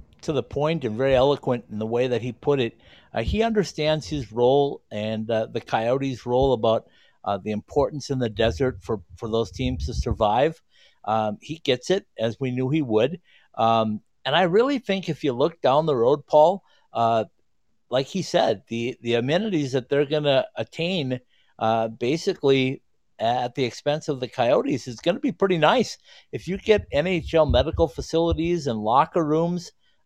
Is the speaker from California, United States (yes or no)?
no; Arizona, United States; I'm from Arizona